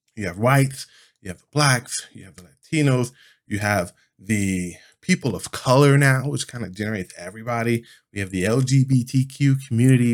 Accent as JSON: {"language": "English", "country": "United States"}